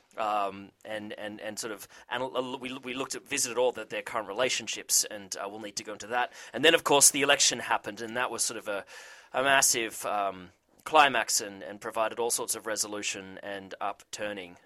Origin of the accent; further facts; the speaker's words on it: Australia; I'm Australian